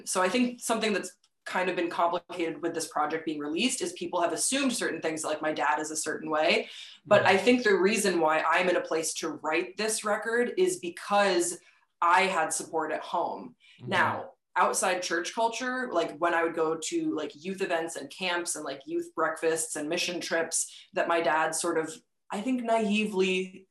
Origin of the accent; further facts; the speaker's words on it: Waterloo, Walloon Brabant, Belgium; I grew up in Waterloo, Belgium from the age of like 7 until I graduated high school at 18.